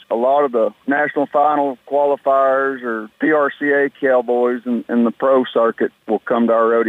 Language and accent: English; Philadelphia, Mississippi, United States; moved away as an adult; now in Kentucky, United States; I was raised in Philadelphia